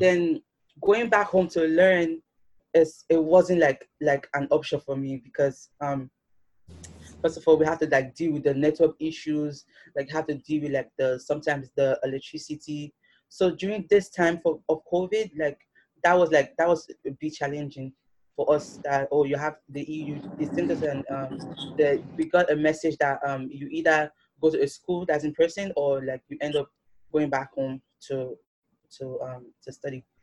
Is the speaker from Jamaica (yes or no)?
no; Nigeria; now in New York, United States; I'm a Nigerian